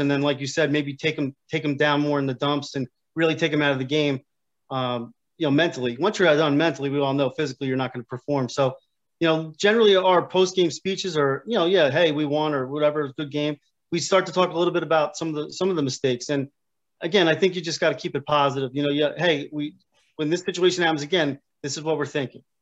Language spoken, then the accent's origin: English; Union Beach, New Jersey, United States; also born or lived in Keyport, New Jersey; I grew up in Union Beach, which is uh, obviously the neighboring town